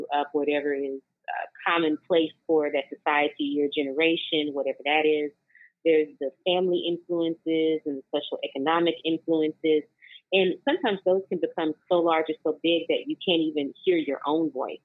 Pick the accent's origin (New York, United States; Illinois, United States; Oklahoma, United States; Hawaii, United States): Oklahoma, United States; Oklahoma City; moved away as an adult; now in Oakland, United States; I was born and raised in Oklahoma City, Oklahoma. And for the past 20 years, I've grown and flourished here in Oakland, California